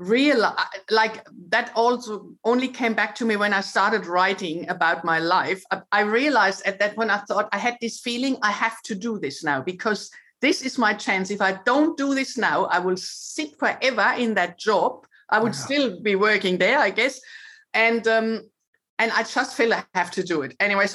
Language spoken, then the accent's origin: English; Germany; moved away as an adult; So I'm originally from Germany and I had, you know, I was quite happy with my life there.